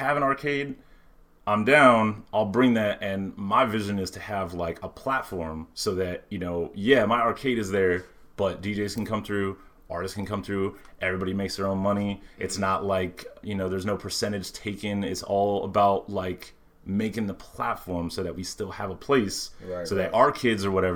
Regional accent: Miami, Florida, United States; I'm 33, so I don't remember the 70s arcades, you know, but I grew up in Miami

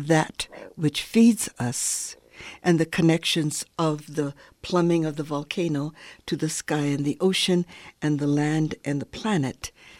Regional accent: Hawaii, United States; It's very critical for me as a Hawaiian elder to be able to continue my connections with my culture and with people, my family, and others in the islands.

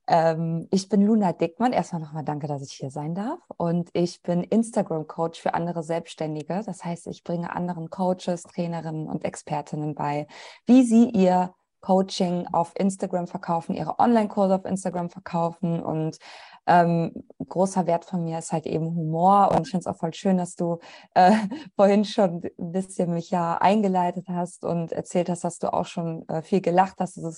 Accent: Italy; now in Germany; Also ich bin halt einfach eine weiße deutsche Kartoffel. Gut, ich bin Italienerin

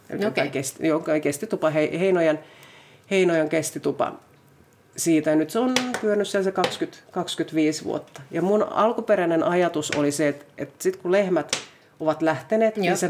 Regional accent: Finland; mä olin sieltä maaseudulta kotoisin

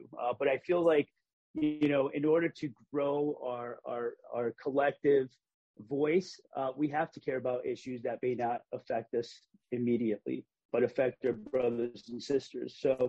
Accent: Hartford, Connecticut, United States; What it's like to have been Puerto Rican growing up in Hartford and engaging the educational system.

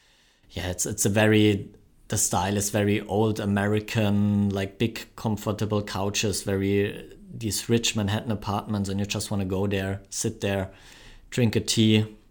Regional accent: Germany; accent: German; My German accent, yeah.

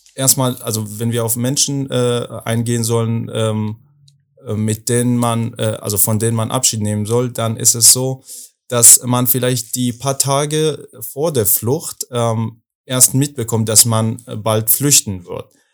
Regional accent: Afghanistan; German is a second language; now in Berlin, Germany; ich komme aus Afghanistan

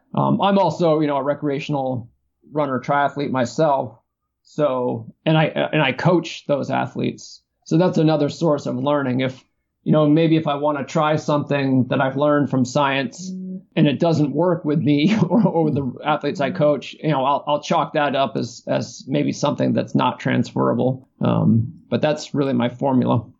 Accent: East Coast, United States; moved away as an adult; now in California, United States; so I grew up on the East Coast, and when I moved to California in 1995

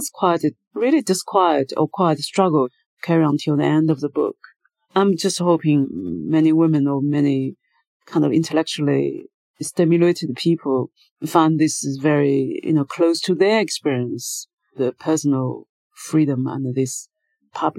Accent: China; moved away as an adult; also born or lived in United Kingdom / New York, United States; Since I left China, I was 30 years old

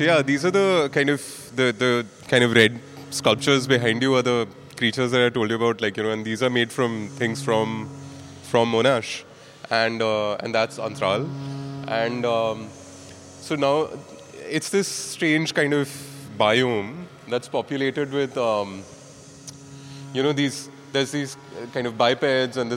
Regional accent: Mumbai, Maharashtra, India; I'm from Bombay

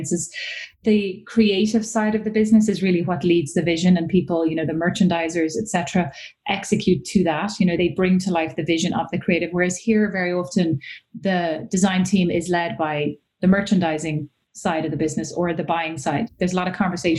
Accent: Ireland; moved away as an adult; also born or lived in Milan / Paris; I'm Irish, so I graduated from college in Ireland

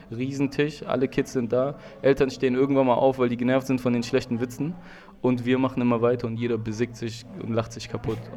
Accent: Germany; Du willst mir sagen, ich bin hier in Deutschland aufgewachsen.

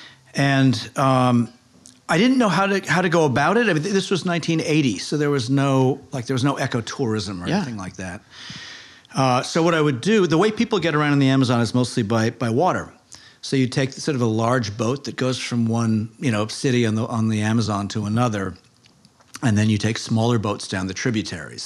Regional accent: Cambridge, Massachusetts, United States; moved away as an adult; also born or lived in Boston / California; now in New York, United States; Grew up in Cambridge specifically

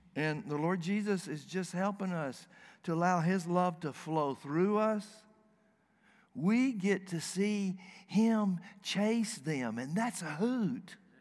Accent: the South, United States; moved away as an adult; now in Dearborn, United States; I am from the South.

